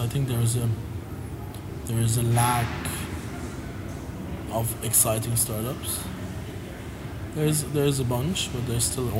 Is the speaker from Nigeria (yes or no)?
no; Germany; moved away as an adult; now in Dubai, United Arab Emirates; My parents are originally from Iran, but I was born and raised in Germany.